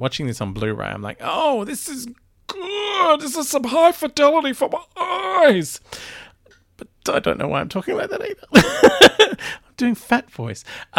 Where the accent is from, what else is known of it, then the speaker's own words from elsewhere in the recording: Australia; accent: Australian; also born or lived in England; like I lived in England for ages and my accent was terrible because I still kept weird Australian bits. So all the British people could tell I was Australian and all of my Aussie mates thought that I had a full Pommy accent.